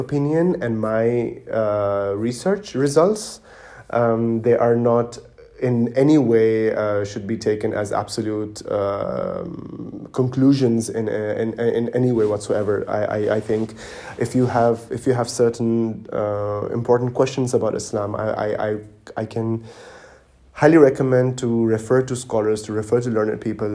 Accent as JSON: {"language": "English", "region": "Dubai", "country": "United Arab Emirates", "tie": "born or raised there", "also_born_or_lived": "Pakistan / Germany", "moved": "as an adult", "lives_now": "Berlin, Germany", "said": "I was born and raised in Dubai, in the United Arab Emirates"}